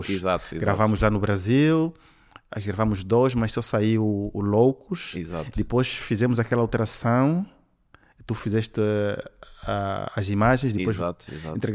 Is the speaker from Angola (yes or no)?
yes; Benguela, Angola; Sempre trabalhei em Angola, vim de Benguela, que é uma província assim, pior do que Luanda.